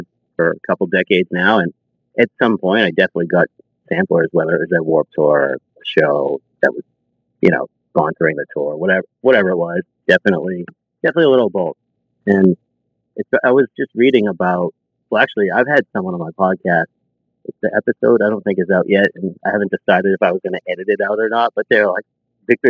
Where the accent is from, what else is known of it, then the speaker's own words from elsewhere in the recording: Lynn, Massachusetts, United States; I'm from Lynn, Massachusetts